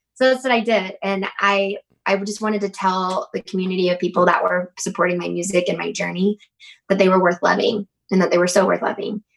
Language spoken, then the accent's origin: English; Habersham County, North Georgia, United States; I grew up in North Georgia, like up in um, ha- like Habersham County, way up North Georgia.